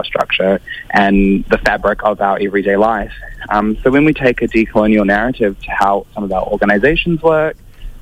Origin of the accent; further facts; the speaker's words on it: New Zealand; I come from Ngāti Toa, Rangatira, Ngāti Kahinunu and Ngāti Kauata. Those are my tribes from Aotearoa or New Zealand